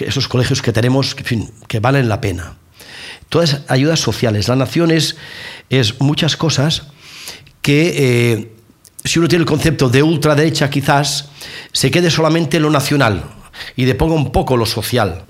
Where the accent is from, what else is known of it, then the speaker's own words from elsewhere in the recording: Catalonia, Spain; Yo soy catalán y formo parte de España